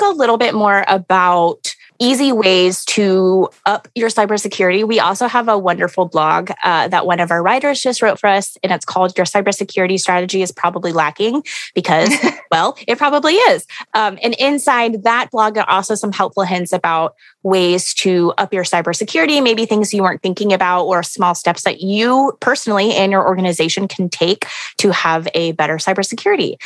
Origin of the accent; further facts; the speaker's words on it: Houston, Texas, United States; I grew up in Houston where there are hurricanes all the time